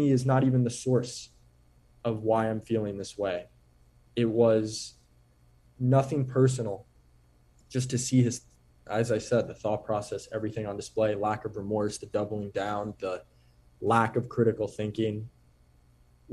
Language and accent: English; New York, United States; Growing up in New York, playing basketball, as I did, born in the year 2000